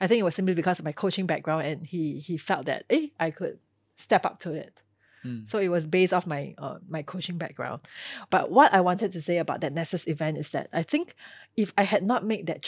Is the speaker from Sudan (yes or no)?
no; Singapore; being a Singaporean and being versed in Mandarin, being bilingual